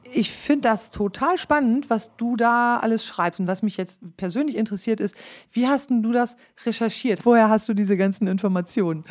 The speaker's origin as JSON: {"language": "German", "town": "Klostermoor", "region": "Lower Saxony", "country": "Germany", "tie": "born or raised there", "first_language": "Low German", "moved": "as an adult"}